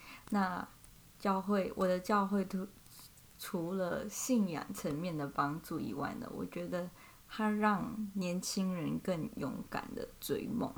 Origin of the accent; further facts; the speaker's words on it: Malaysia; moved away as an adult; now in Taiwan; 我是来自马来西亚